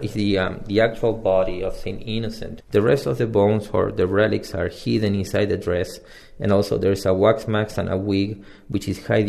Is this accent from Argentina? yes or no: yes; Argentina; now in Washington, D.C., United States; I'm originally from Argentina.